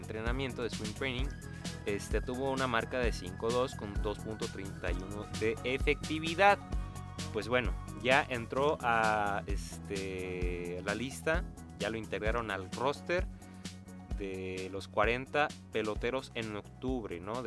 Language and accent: Spanish; Nayarit, Mexico; somos de, de Nayarit